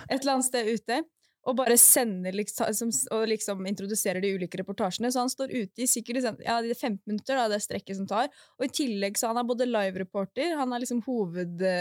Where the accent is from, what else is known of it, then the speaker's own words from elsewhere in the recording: Sweden; Jeg kommer fra Sverige.